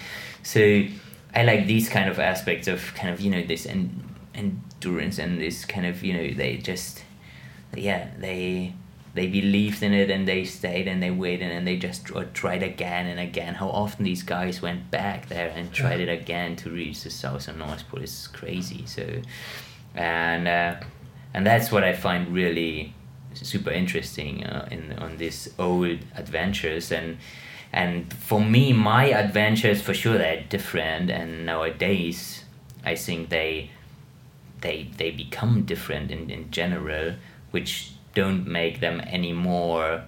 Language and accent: English; Munich, Bavaria, Germany; I grew up in Munich